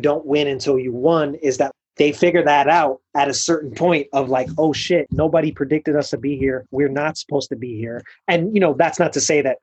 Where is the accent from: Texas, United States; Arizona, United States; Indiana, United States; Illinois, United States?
Illinois, United States; Chicago; moved away; also born or lived in Boston; as a Chicagoan